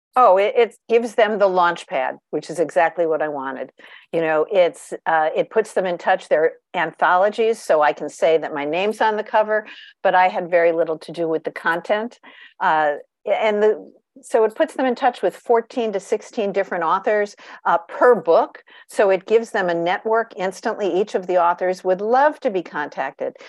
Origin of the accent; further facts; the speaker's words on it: Long Island, New York, United States; I grew up on Long Island, New York